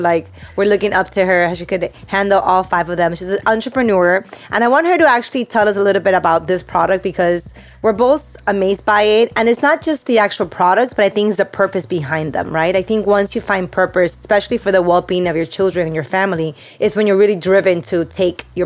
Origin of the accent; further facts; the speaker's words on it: Peru; moved away; when I grew up in Peru